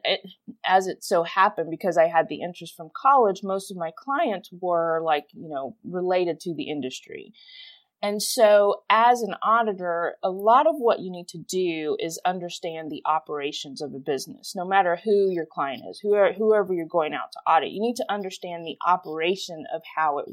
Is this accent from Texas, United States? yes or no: yes; Houston, Texas, United States; I grew up in Houston, Texas